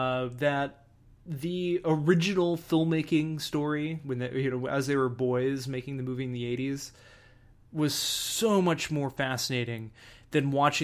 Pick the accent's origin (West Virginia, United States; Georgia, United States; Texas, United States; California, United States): Texas, United States; when I grew up in Texas, when it would rain a lot